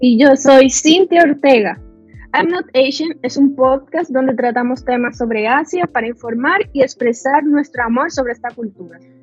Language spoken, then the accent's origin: Spanish; Dominican Republic; soy dominicana, dominicanísima